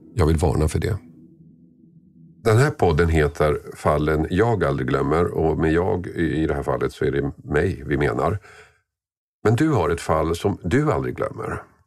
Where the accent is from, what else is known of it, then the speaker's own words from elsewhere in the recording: Tumba, Stockholm County, Sweden; i Tumba, orten där jag växte upp.